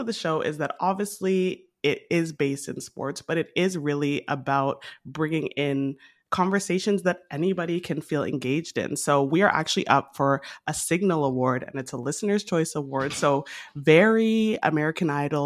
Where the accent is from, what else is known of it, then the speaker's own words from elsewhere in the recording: Canada; now in Toronto, Canada; I'm Canadian, as we know, in Toronto